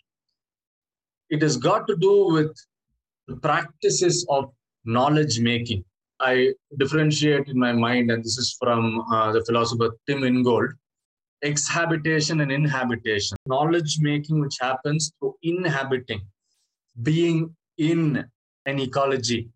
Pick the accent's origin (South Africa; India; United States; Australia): India; Chennai, Tamil Nadu; I'm from Chennai, so that specific coast I have a deep experience